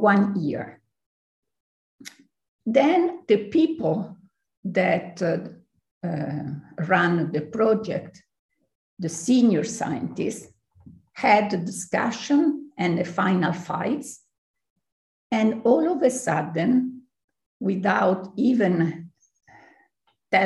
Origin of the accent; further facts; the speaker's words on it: Aosta, Aosta Valley, Italy; I was born in Aosta, close to the Mont Blanc that everybody knows in the world. And I grew up, I would say, rather happy in nature, in the woods, close to the rivers